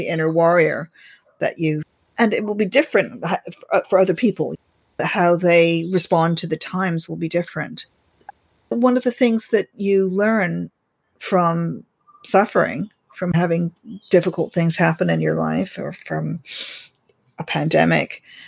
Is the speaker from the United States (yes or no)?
yes; United States; now in England, United Kingdom; I'm an American living in England